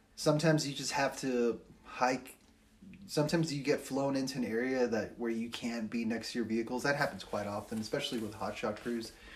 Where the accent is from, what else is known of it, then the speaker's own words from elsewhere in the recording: Los Angeles, California, United States; now in Flagstaff, United States; I'm also from Los Angeles